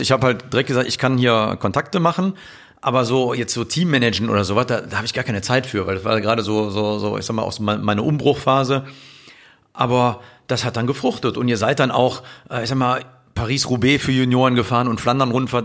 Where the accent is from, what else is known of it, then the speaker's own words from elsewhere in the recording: Cologne, North Rhine-Westphalia, Germany; ich bin halt eine Kölsche Jung aus dem Leve